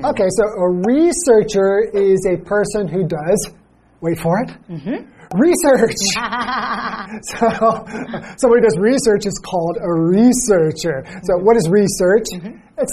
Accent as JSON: {"language": "English", "town": "Los Angeles", "region": "California", "country": "United States", "tie": "born or raised there", "said": "I grew up in Los Angeles"}